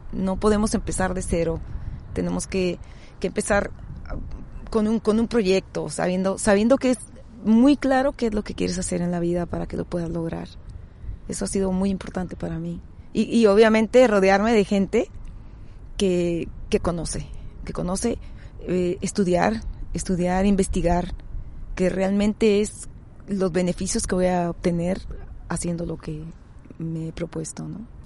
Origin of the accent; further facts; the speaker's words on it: Tijuana, Baja California, Mexico; Yo soy nativa de la ciudad de Tijuana